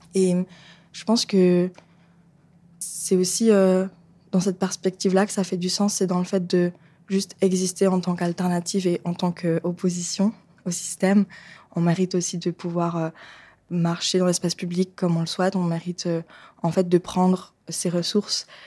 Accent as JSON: {"language": "French", "town": "Lausanne", "region": "Vaud", "country": "Switzerland", "also_born_or_lived": "Rome", "moved": "as an adult", "lives_now": "Geneva, Switzerland", "said": "Je viens de Lausanne. Je vis à Genève en ce moment."}